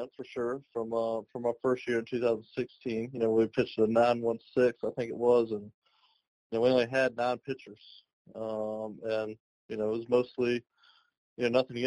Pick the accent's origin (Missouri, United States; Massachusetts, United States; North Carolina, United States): North Carolina, United States; I'm from North Carolina, played, you know, my career not far away from Greensboro